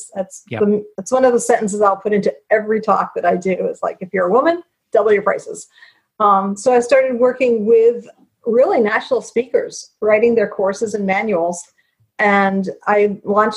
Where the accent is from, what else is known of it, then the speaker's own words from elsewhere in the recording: United States; I'm American